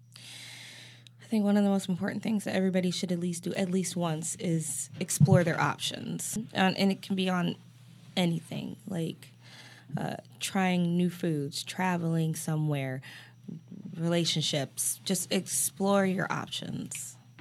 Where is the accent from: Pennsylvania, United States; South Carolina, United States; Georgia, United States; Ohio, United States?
Ohio, United States; Cleveland; Cleveland, Ohio